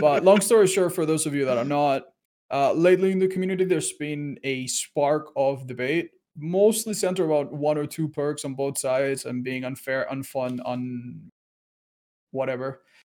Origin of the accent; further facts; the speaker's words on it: Spain; I'm from Spain